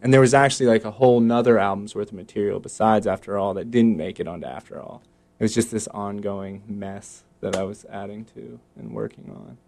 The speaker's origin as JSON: {"language": "English", "town": "Baltimore", "region": "Maryland", "country": "United States", "tie": "born or raised there", "moved": "yes", "lives_now": "Raleigh, United States", "said": "I grew up in Baltimore, which is like 45 minutes from DC or whatever."}